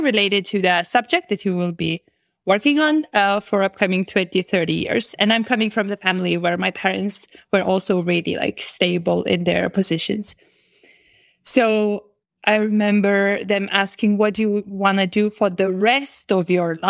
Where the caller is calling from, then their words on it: Vilnius, Vilnius County, Lithuania; I'm currently calling from Vilnius, the capital of Lithuania.